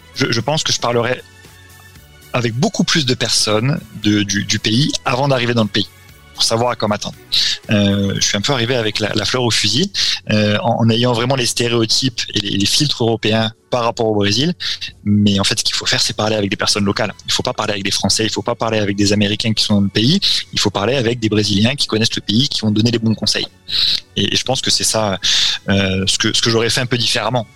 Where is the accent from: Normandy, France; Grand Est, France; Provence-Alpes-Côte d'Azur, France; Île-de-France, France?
Grand Est, France; Châlons-en-Champagne; moved away as an adult; also born or lived in Montpellier / Bordeaux / Bratislava; now in Brazil; je suis originaire, de Champagne